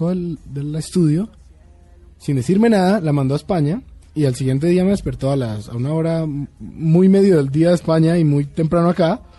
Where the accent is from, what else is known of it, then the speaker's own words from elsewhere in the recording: Bogotá, Colombia; soy colombiano.